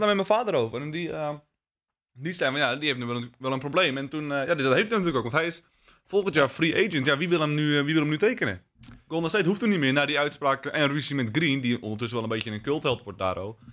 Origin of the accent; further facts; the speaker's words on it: Netherlands; wij als Nederlanders